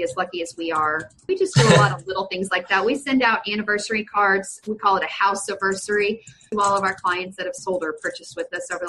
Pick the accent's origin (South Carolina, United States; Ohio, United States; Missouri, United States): Missouri, United States; Springfield; I'm from Springfield, Missouri.